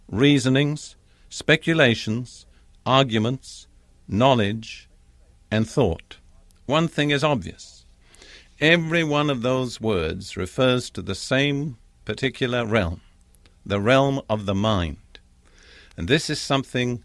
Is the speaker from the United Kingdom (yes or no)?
yes; England, United Kingdom; I'm English by background.